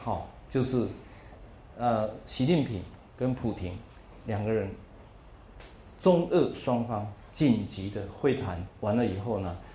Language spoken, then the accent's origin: Chinese; Taiwan; 从台湾来